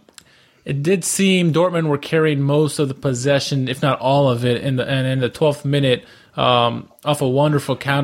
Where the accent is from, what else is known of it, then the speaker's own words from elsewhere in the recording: United States; I'm an American